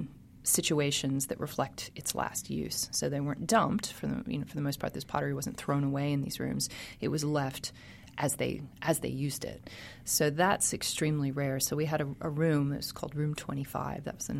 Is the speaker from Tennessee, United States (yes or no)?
no; Biloxi, Mississippi, United States; moved away; also born or lived in Carrollton, Mississippi; I grew up in Biloxi on the coast